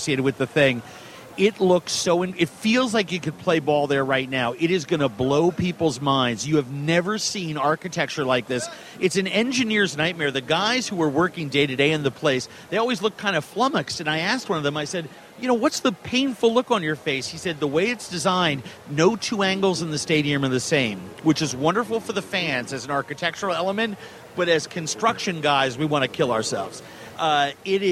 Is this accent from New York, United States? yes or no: no; Minneapolis, Minnesota, United States; You'll be in my hometown